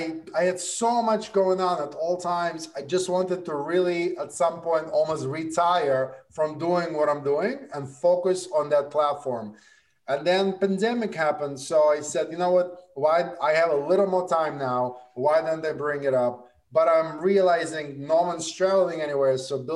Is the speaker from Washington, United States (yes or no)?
no; Brooklyn, New York, United States; I went to high school in Brooklyn. I grew up in Brooklyn.